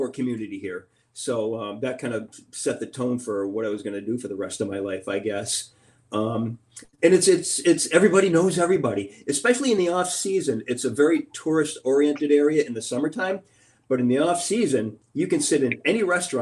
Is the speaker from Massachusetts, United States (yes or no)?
yes; Cape Cod, Massachusetts, United States; I grew up on Cape Cod